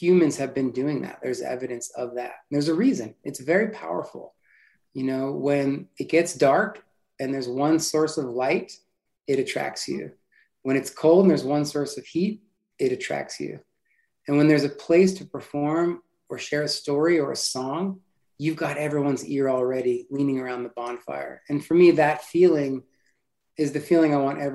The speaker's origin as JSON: {"language": "English", "region": "New Jersey", "country": "United States", "tie": "born or raised there", "said": "I grew up in New Jersey"}